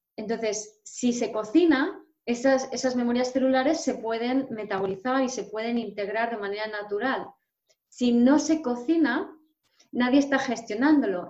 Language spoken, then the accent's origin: Spanish; Madrid, Community of Madrid, Spain; soy medio polaca, mm, nací en Madrid, soy, mi padre es español, pero mi madre es polaca